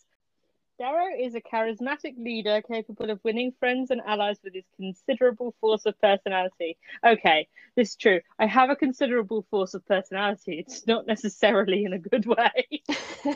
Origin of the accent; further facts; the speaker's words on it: England, United Kingdom; we're English